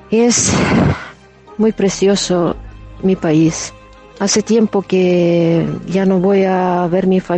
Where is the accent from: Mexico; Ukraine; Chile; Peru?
Ukraine; Western Ukraine; Spanish is a second language; moved away as an adult; now in Spain; soy ucraniana, tengo 52 años, vivo en España ya hace 22 años. He nacido en Ucrania en parte de oeste, en un pueblo pequeño que se llama Chornohuze, de cerca de una ciudad pequeña, se llama Viznica.